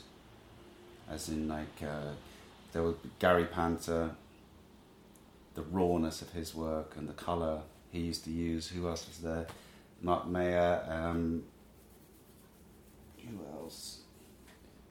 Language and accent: English; Trowbridge, South West England, United Kingdom; moved away as an adult; also born or lived in Japan / London; now in New York, United States; Grew up in Trowbridge, Wiltshire